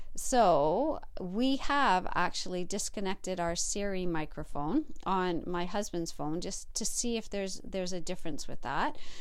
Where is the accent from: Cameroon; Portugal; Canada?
Canada; my fellow Canadians out there.